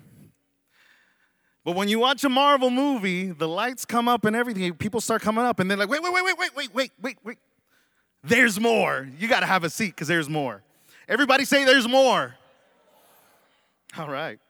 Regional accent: Dallas, Texas, United States; moved away; I was born and raised in Dallas, Texas, so I'm a Dallas Cowboy fan

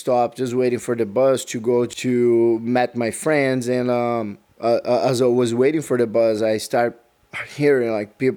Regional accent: Maceió, Alagoas, Brazil; English is a second language; moved away; I'm from Maceió and North Brazil

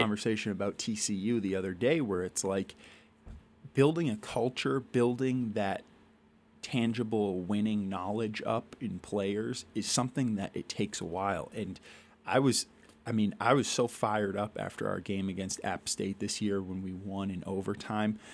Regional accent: Shrewsbury, Massachusetts, United States; also born or lived in Worcester, Massachusetts / Providence, Rhode Island / Amherst, Massachusetts; I was born in Worcester, Mass. I grew up in Shrewsbury, Massachusetts, went to high school in Worcester

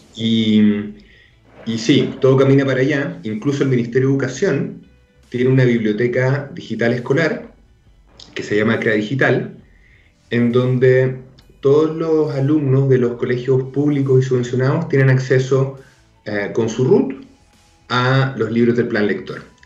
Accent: Arica, Arica y Parinacota, Chile; Yo crecí en Arica

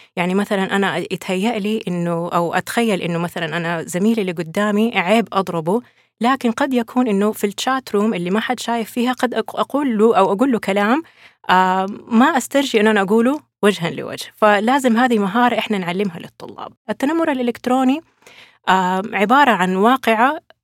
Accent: Saudi Arabia; عندنا في السعودية

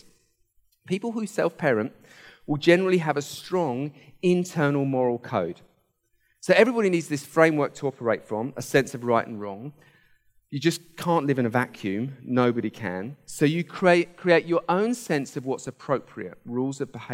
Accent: Hampshire, South East England, United Kingdom; I grew up in Hampshire

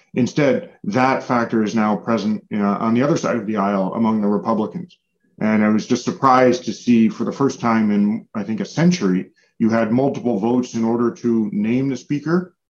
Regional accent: United States; as an American

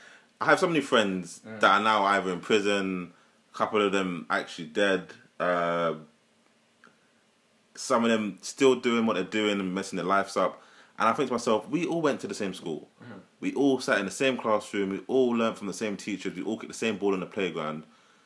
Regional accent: London, United Kingdom; I'm from Leytonstone, E11.

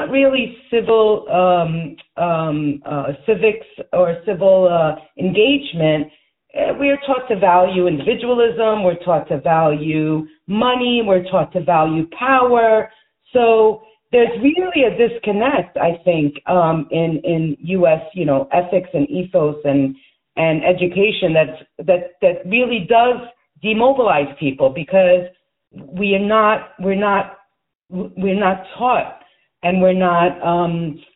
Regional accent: United States; I was raised in the United States

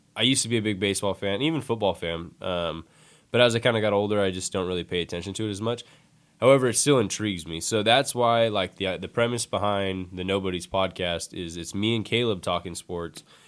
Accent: San Francisco Bay Area, California, United States; I'm from the Bay Area

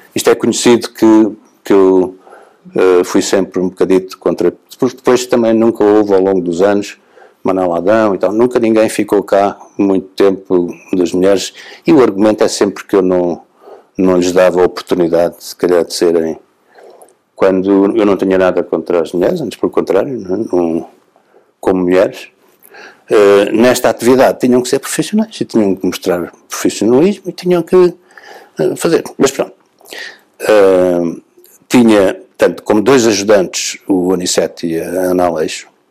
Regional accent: Setúbal, Portugal; de Setúbal, porque é a minha terra

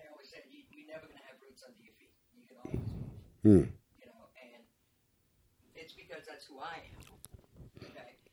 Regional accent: Louisiana, United States; moved away; at home in Louisiana

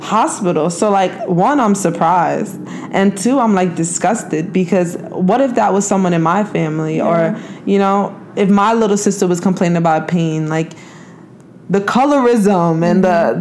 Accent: New York, United States; moved away; also born or lived in New Jersey; I grew up in New York

